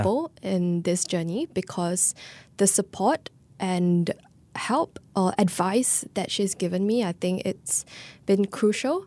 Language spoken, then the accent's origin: English; Singapore; being Singaporean